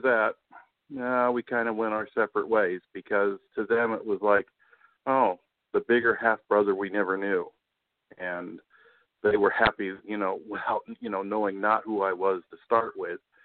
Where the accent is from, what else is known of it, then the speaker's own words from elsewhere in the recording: Tucson, Arizona, United States; now in Newport News, Virginia, United States; I grew up in in Tucson